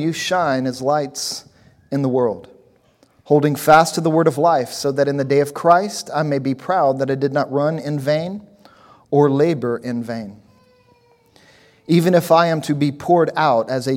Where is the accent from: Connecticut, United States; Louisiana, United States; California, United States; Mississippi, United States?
Louisiana, United States; also born or lived in New Orleans; different places I lived growing up in Louisiana. I spent some time in New Orleans and some other places